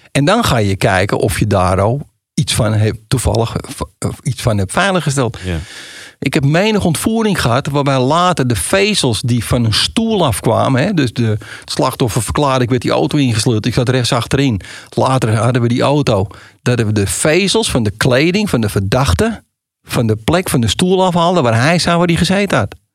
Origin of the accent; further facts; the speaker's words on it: Amsterdam, North Holland, Netherlands; accent: Amsterdam; ze horen aan je accent, en dat horen ze bij mij, oh dat is een Amsterdammer